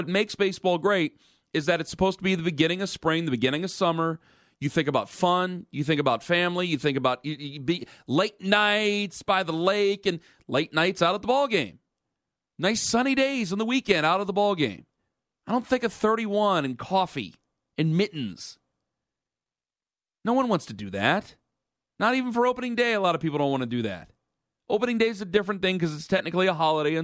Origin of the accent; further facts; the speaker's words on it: Cleveland, Ohio, United States; now in New York, United States; I'm from Cleveland